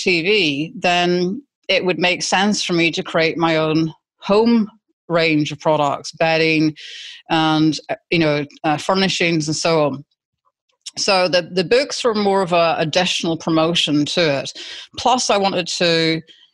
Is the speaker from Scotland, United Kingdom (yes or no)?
yes; Scotland, United Kingdom; accent: Scottish; moved away as an adult; now in Australia; being Scottish, I've got a very distinct accent